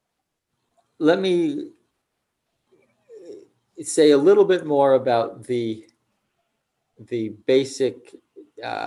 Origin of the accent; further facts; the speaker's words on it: United States; as an American, I live in this country